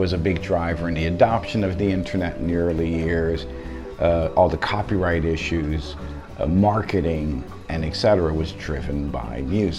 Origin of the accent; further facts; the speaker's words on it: New York, United States; moved away as an adult; now in Beijing, China; Okay, so I'm from New York. Came to China first time in 2009. I'm an adopted New Yorker. Beijing has adopted me.